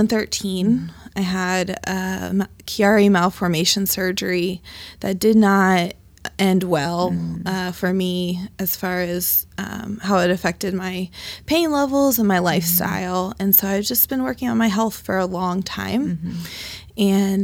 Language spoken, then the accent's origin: English; Dayton, Ohio, United States; I was brought to Dayton through my mother. I've been born and raised in Dayton, and I have not gone far. I went to the University of Dayton and Wright State University, and I currently live on the west side of Dayton in Dayton View Triangle.